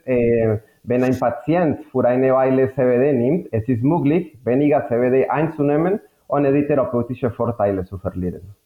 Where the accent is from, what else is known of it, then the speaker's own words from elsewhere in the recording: Colombia; German is a second language; moved away as an adult; now in Germany; komme aus Kolumbien. Äh, ich bin Chemiker mit Schwerpunkt Biochemie, habe in Kolumbien studiert. Mein meine Heimat